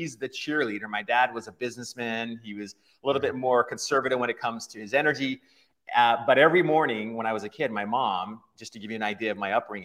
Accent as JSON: {"language": "English", "town": "Farmington", "region": "Utah", "country": "United States", "tie": "born or raised there", "said": "I was born and raised in Utah, Farmington, Utah, which is just about 20 miles or so north of Salt Lake City, Utah"}